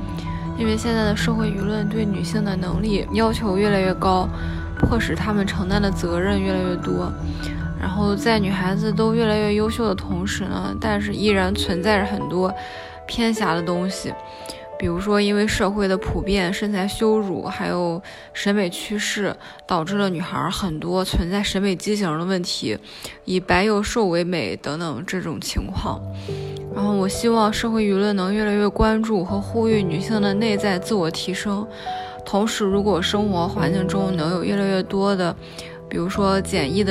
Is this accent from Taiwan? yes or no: no; Jinan, Shandong, China; 我是来自山东济南的一位编辑